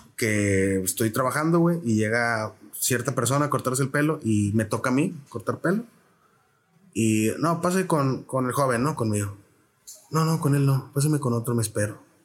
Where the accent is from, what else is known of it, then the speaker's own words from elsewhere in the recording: Reynosa, Tamaulipas, Mexico; accent: fronterizo; moved away as an adult; also born or lived in San Luis Potosí / Querétaro / Mexico City; soy del norte. ¿De dónde? De Tamaulipas. Y ya como que chale. Y luego, ¿de qué parte? De carro, hermano? De Reynosa